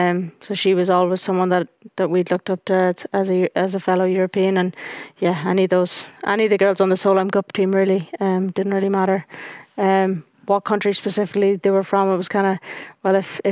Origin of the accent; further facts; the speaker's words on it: Ireland; When you go out as an Irish person, there's me and Stephanie, and that's it out there.